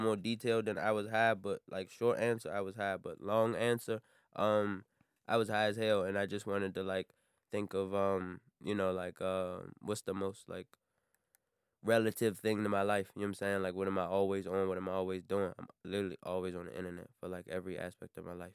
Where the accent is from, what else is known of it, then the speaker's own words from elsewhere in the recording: Maryland, United States; also born or lived in Washington, D.C.; I'm not from D C, I'm from Maryland